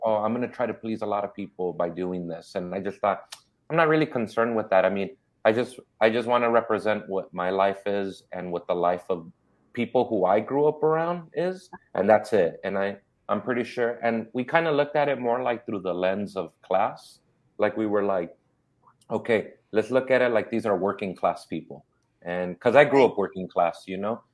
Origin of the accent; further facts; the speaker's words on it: Inglewood, California, United States; also born or lived in South Central, Los Angeles; I grew up in Inglewood and South Central.